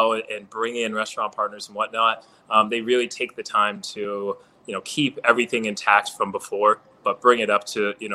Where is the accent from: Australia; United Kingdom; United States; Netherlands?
United States; New York City, New York; as a New Yorker